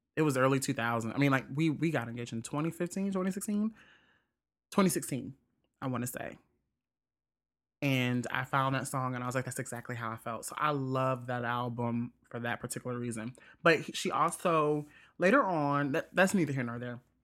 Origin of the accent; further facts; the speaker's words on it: Jackson, Mississippi, United States; Jackson, Mississippi, my whole t-, my hometown